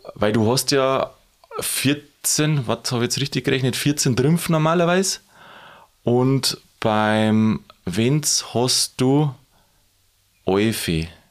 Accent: Lower Bavaria, Germany; bei uns in Niederbayern, also wo ich herkomme aus der Gegend

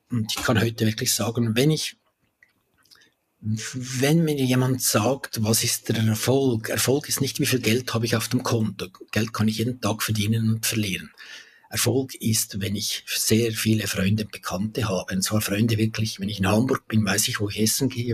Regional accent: Valais, Switzerland; also born or lived in Zurich; bin zurück in meine Heimat, ins Wallis gezügelt

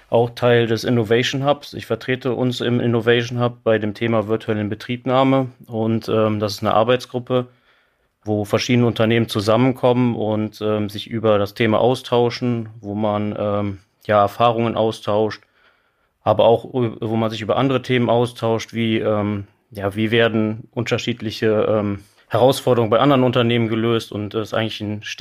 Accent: Wiehl, North Rhine-Westphalia, Germany; Ja, tatsächlich komme ich aus ähm, eher aus dem Oberbergischen, aus Wiel

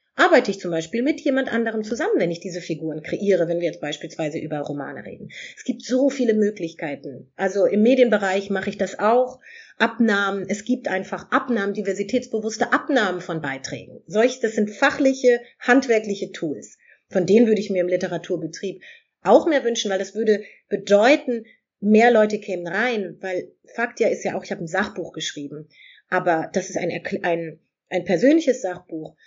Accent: Germany; hier in Europa geboren, in Deutschland geboren zu sein

